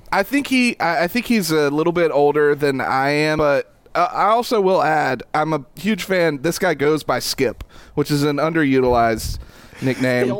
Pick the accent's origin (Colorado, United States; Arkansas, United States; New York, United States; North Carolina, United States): North Carolina, United States; East Bend; East Bend, North Carolina, which is oh, my hometown